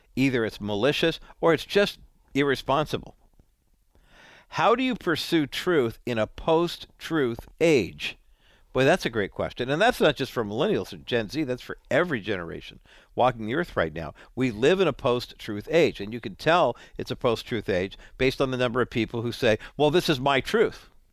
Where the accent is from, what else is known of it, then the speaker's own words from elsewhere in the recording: Southern California, United States; I grew up in Southern California.